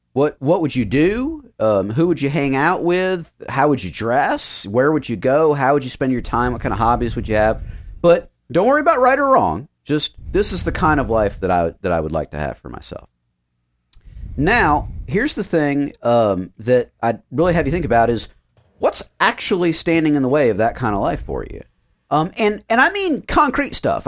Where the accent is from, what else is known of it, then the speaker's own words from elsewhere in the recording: United States; I am American